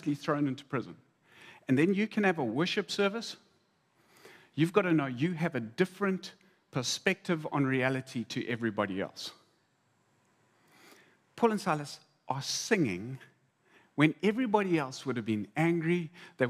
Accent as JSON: {"language": "English", "country": "South Africa"}